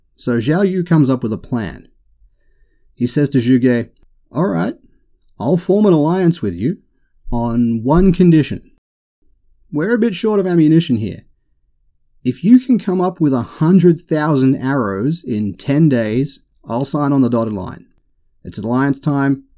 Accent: Australia; I can't help being Australian.

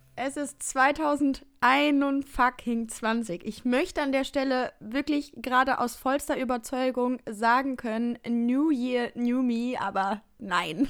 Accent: Baden-Württemberg, Germany; moved away; Richtung Baden-Württemberg begeben in meine Heimat

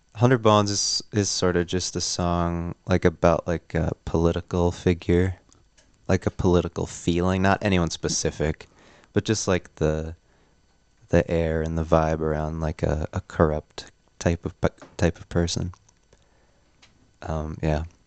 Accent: Neenah, Wisconsin, United States; moved away as an adult; now in Oshkosh, United States; we're from Neenah

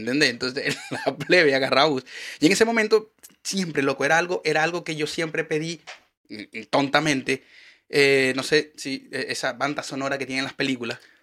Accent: Maracaibo, Zulia, Venezuela; now in Chile; yo vengo de Maracaibo, donde el calor es infernal.

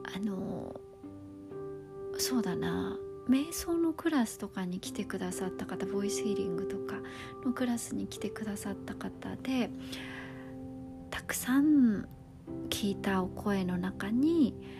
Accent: Kisarazu, Chiba, Japan; 木更津市の清見台幼稚園っていうところに通ってた

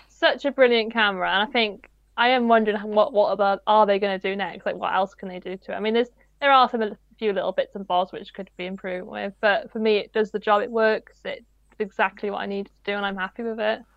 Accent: Wales, United Kingdom; I'm Welsh, I am absolutely awful at pronouncing Welsh names.

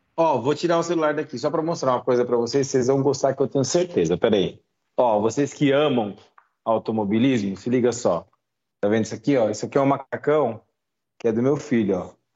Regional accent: São Bernardo do Campo, São Paulo, Brazil; Eu sou de São Bernardo

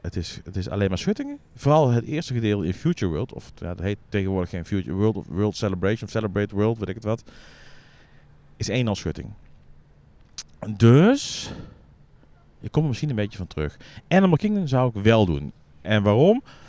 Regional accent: Netherlands; als Nederlander

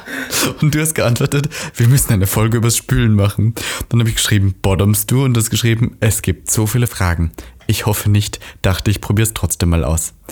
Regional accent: Austria; Wir sind ja Österreicher, stimmt.

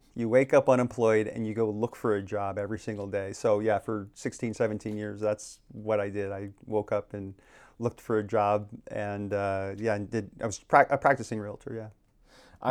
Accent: Phoenix, Arizona, United States; now in Maui, United States; I grew up in, uh, born and raised in Phoenix, Arizona

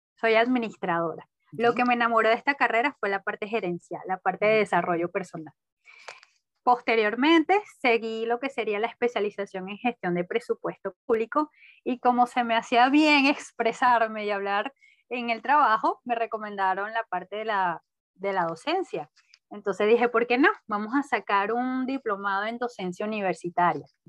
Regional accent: Caracas, Capital District, Venezuela; nací en Caracas, crecí y actualmente vivo aquí, Caracas, Venezuela

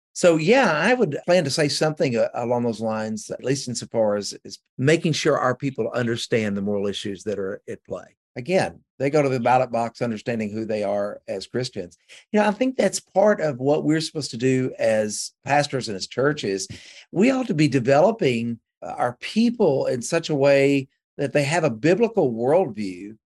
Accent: West Kentucky, United States; now in Georgetown, United States; I come from West Kentucky

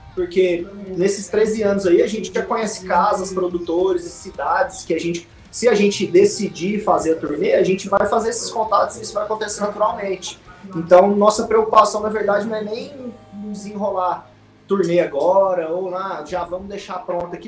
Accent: Goiânia, Goiás, Brazil; Eu, o Lucão, o Potter e o Zex somos de Goiânia

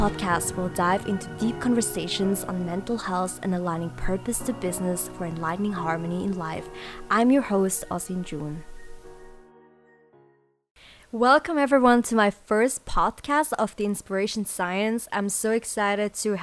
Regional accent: Switzerland; also born or lived in South Korea / Sydney, Australia; I moved to Switzerland, and that's where I grew up. I went there to school

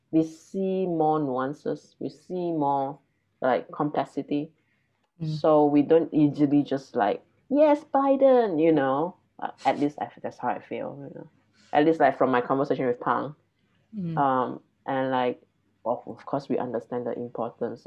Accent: Malaysia; moved away; the thing about being Malaysian is even among Malaysian, we don't have one identity. So even among Chinese Malaysian, there are differences between me and them

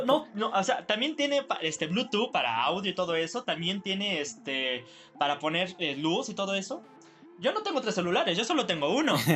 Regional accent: Mexico; nosotros, los verdaderos mexicanos

